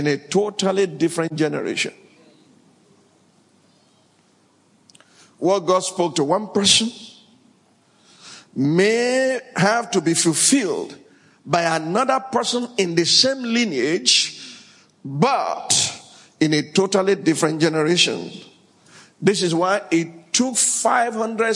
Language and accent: English; Sokoto, Nigeria; also born or lived in Abeokuta, Ogun, Nigeria; I was born in Abeokuta and raised in Sokoto